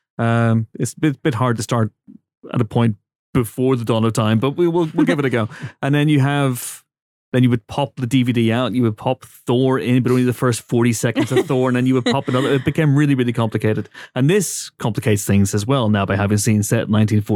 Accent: Northern Ireland, United Kingdom; I come from Northern Ireland

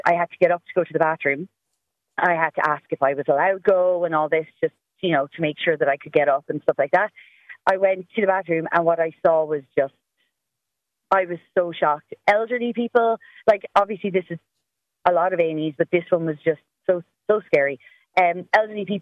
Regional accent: Cork, Munster, Ireland; I am from Cork, so I know I live very close to a hospital

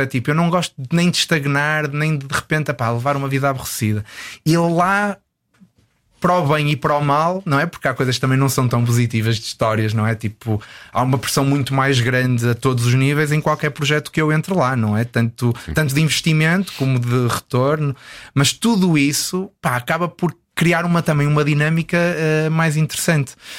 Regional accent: Porto, Norte, Portugal; moved away as an adult; tenho muitas saudades de Portugal, especificamente do Porto, de onde eu, de onde eu sou

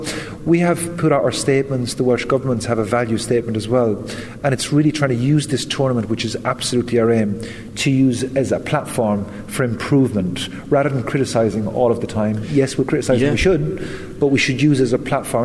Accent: west of Ireland, Ireland; having grown up in the west of Ireland

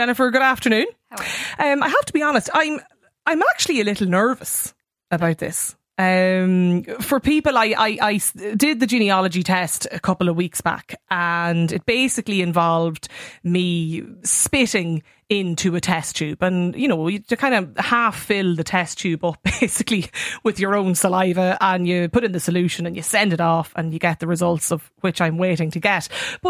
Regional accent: Ulster, Ireland; Which is where I grew up and where I live.

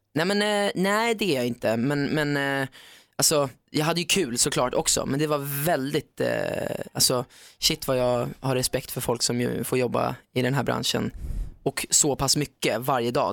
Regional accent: Sweden; jag är från Sverige, tävlar för Sverige.

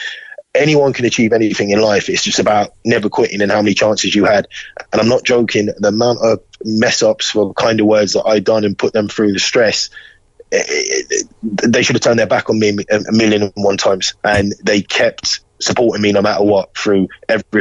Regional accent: Kerry, Munster, Ireland; accent: London; moved away; also born or lived in London, United Kingdom / Kenmare; I grew up in Kerry, with a school of only 16 pupils

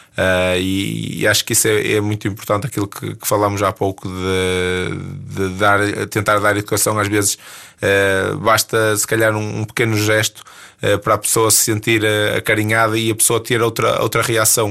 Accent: Ponte de Lima, Norte, Portugal; sou de Ponte Lima

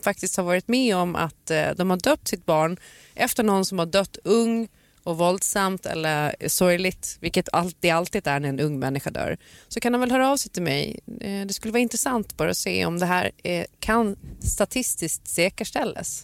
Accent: Gotland, Sweden; min barndom på Gotland

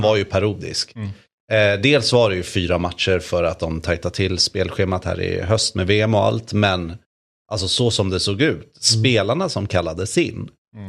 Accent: Sweden; man fick höra att jag var från Sverige

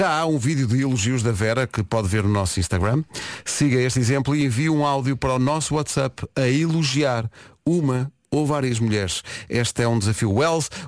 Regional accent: Porto, Norte, Portugal; moved away as an adult; now in Lisbon, Portugal; Ah, nasci na bela cidade do Porto.

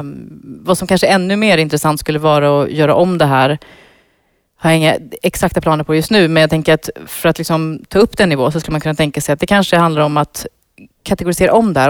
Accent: Iran; now in Sweden; nu är jag ju född i Iran

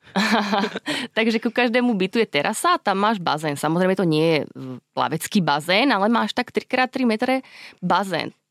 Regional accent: Nové Mesto nad Váhom, Trenčín Region, Slovakia; moved away as an adult; also born or lived in Bošáca, Slovakia / Bologna, Italy / Germany / Prague, Czech Republic; now in Dubai, United Arab Emirates; Pochádzam z Trenčianského kraja, narodila som sa v Novom meste nad Váhom a keď som mala 13 rokov, tak sme sa odsťahovali do Bošáce, do, do malej dedinky

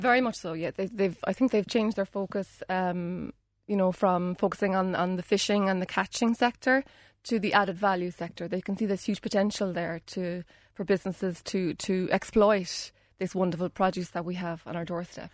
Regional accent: Union Hall, Munster, Ireland; I'm from Union Hall

